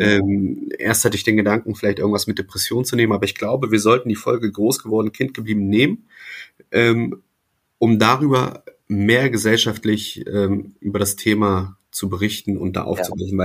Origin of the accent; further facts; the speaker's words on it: Wolfsburg district, Lower Saxony, Germany; Niedersachsen äh, hier im Kreis Wolfsburg, da wo ich groß geworden bin